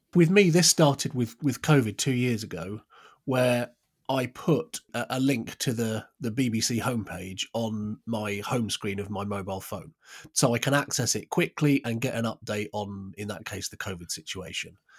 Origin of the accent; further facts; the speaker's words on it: United Kingdom; I'm British